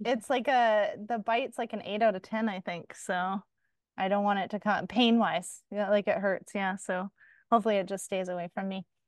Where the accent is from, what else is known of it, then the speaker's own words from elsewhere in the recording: Canada; as a Canadian